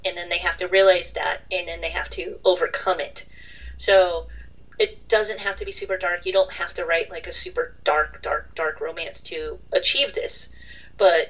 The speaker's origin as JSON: {"language": "English", "region": "Midwest", "country": "United States", "also_born_or_lived": "London, United Kingdom", "accent": "Midwest", "said": "I'm from the part of the country where, like, all of us are like, we don't have accents, we're just, but it was kind of nice to be exotic for a while when I lived over there, because over here, I don't have a Boston or a New York or a Southern, so I'm just kind of Midwest"}